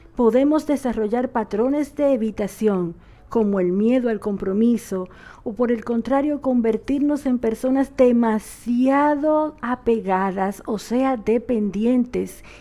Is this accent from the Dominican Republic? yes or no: yes; Dominican Republic; now in Argentina; una dominicana por esta RSS Radio